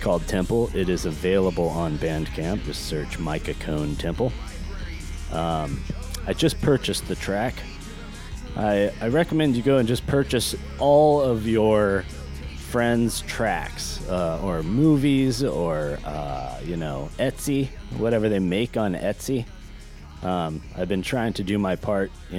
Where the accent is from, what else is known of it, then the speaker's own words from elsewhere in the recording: Northern California, United States; also born or lived in Long Beach, California; I spent a great deal of my life in Northern California, in a very idyllic, little, cute, beautiful town